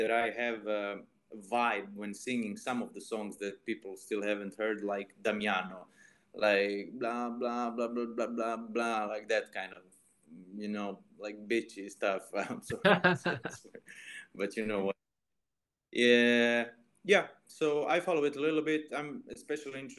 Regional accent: Istria County, Croatia; born or raised there

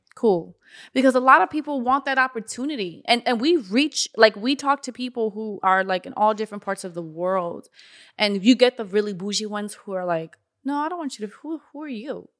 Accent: North Miami, Florida, United States; I grew up in North Miami.

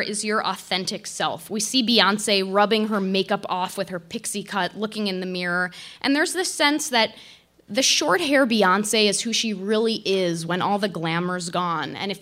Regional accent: Chicago, Illinois, United States; As a Chicagoan, lifelong Bulls fan

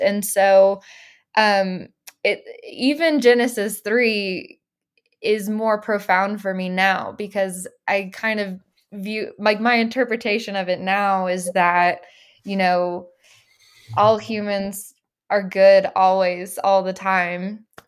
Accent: Little Rock, Arkansas, United States; moved away as an adult; now in Los Angeles, United States; I grew up in Little Rock, Arkansas

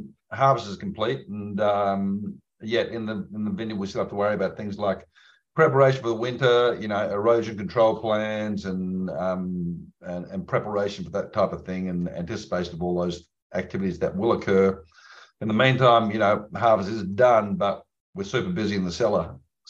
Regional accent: Barossa Valley, South Australia, Australia; I'm from Australia, of course, and I'm from the Barossa Valley

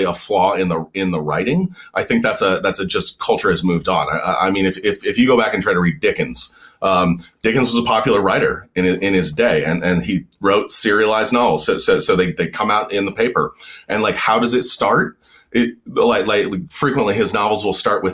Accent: Montana, United States; I grew up in the West

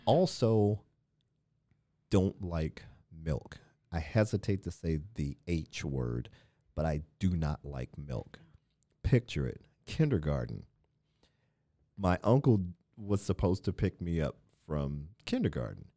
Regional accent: Midwest, United States; moved away; I grew up in the Midwest

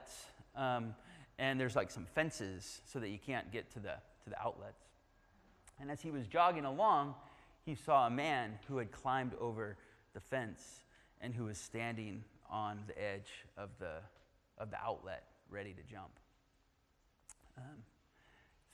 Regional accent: United Kingdom; I'm British

